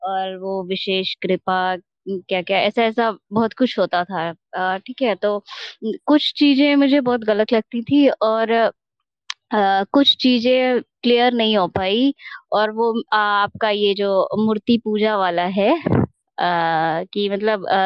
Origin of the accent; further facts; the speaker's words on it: Bihar, India; आराध्य भी श्री कृष्ण है और हम बिहार से हैं तो इस वजह से मेरा थोड़ा आप लोगों मतलब हमको